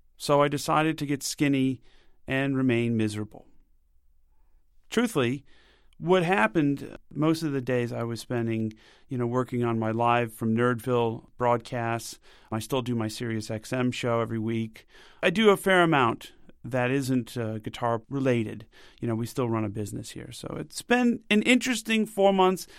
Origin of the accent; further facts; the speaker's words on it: United States; Being an American